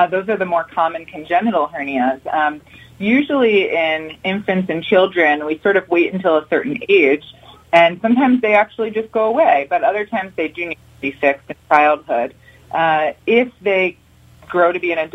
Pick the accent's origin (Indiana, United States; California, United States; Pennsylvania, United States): Pennsylvania, United States; Huntingdon Valley; I grew up in Huntington Valley, Pennsylvania.